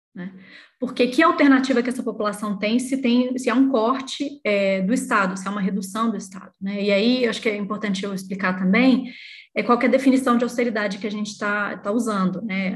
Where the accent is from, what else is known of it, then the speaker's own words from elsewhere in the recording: Belo Horizonte, Minas Gerais, Brazil; eu sou mineira de Belo Horizonte